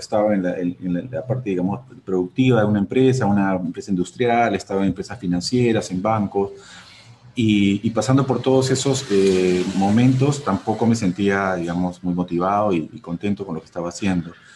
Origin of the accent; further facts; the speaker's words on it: Peru; mi país